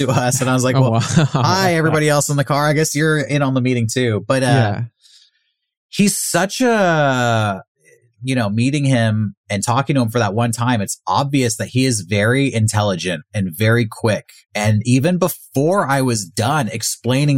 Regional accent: San Diego, California, United States; I'm from San Diego

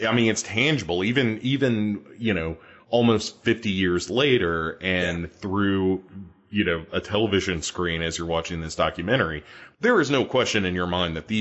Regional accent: United States; as an American, Duncan, which I am

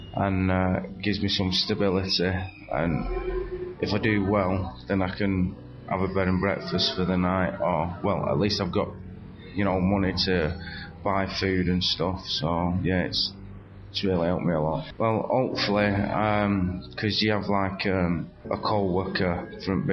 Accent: Radcliffe, North West England, United Kingdom; also born or lived in Birmingham / Leeds; now in Manchester, United Kingdom; I'm originally from Radcliffe, but now I'm homeless on the streets of Manchester

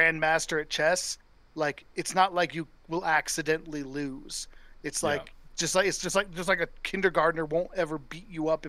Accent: Denver, Colorado, United States; I come from Denver, where like the Broncos are definitely the most popular here.

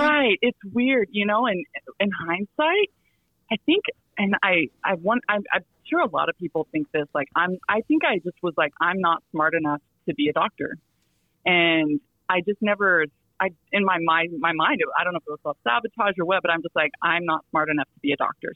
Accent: Silver City, New Mexico, United States; moved away; my hometown uh, in New Mexico, Silver City, New Mexico

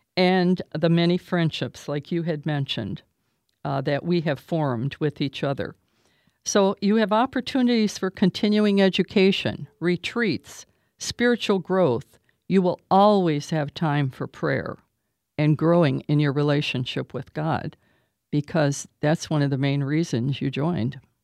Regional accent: Toledo, Ohio, United States; I am from Toledo, Ohio

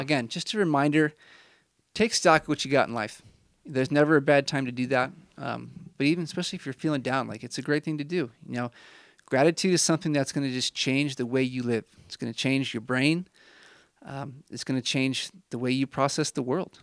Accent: Midwest, United States; now in Utah, United States; I'm from the Midwest.

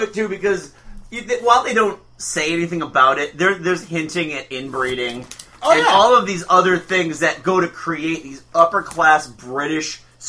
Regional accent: United States

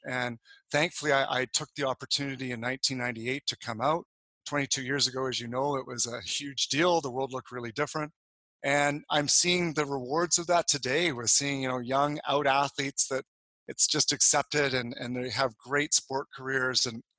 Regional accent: Calgary, Alberta, Canada; moved away; also born or lived in Sydney, Australia / Toronto / Montreal; I moved actually originally from Calgary in 1994 to Sydney, Australia. Then I moved back to Canada to be part of the Canadian or International Olympic Committee commissions.

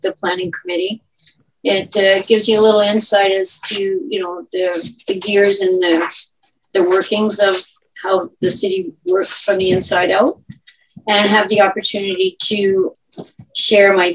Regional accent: Guelph, Ontario, Canada; I am born and raised in Guelph, second generation

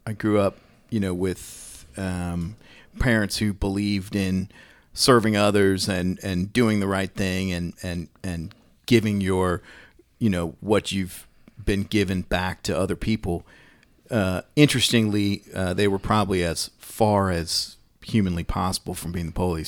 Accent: Washington, District of Columbia, United States; I was, uh, born in Washington, D C

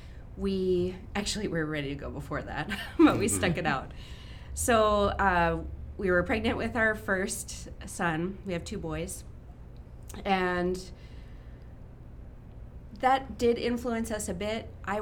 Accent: Rochester, Minnesota, United States; also born or lived in South Dakota; I grew up in Rochester, went to RCLS and then to John Marshall

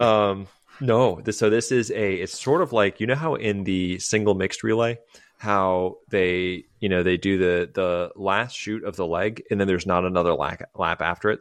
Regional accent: United States; as an American

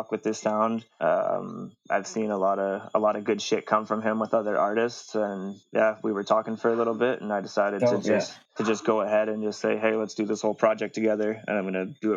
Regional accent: the West, British Columbia, Canada; I'm from the West

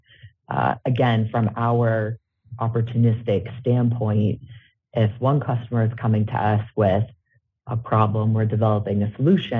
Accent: Salem, Massachusetts, United States; moved away as an adult; now in Harrisburg, United States; growing up in Salem, and most of my family is still honestly back in Salem

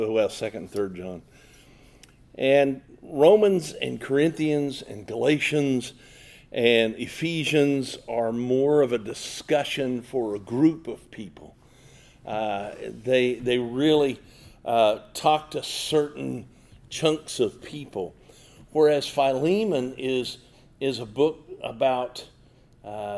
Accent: Omaha, Nebraska, United States; I'm from Omaha, Nebraska

